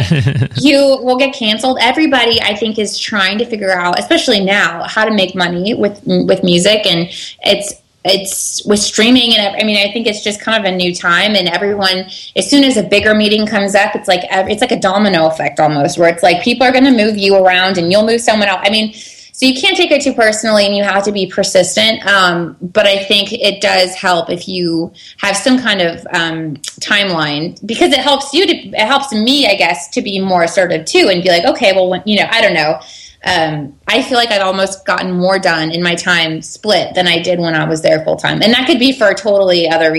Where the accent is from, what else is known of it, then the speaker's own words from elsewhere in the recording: California, United States; moved away as an adult; also born or lived in Nashville, Tennessee; I had a lot of hometown attention and stuff out here in California